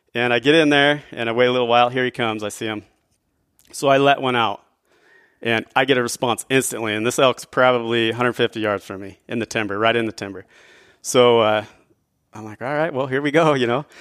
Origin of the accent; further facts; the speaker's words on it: northern Idaho, United States; I grew up in northern Idaho.